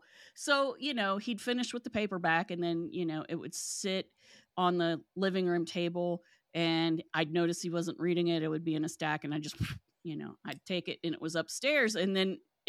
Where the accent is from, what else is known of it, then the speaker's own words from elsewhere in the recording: West Virginia, United States; I was born and raised in West Virginia. The Silver Bridge fell when I was 2 years old